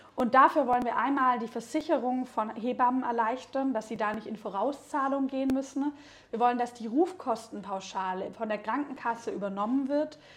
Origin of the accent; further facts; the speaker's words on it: Baden-Württemberg, Germany; now in Berlin, Germany; ich bin in Baden-Württemberg aufgewachsen, dann irgendwann nach Berlin gezogen